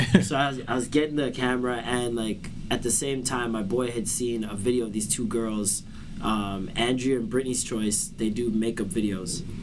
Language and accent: English; Toronto, Ontario, Canada; I was born in uh, like Vaughan Road area. Okay, yeah. I moved a lot. We moved from there, moved to Albion Road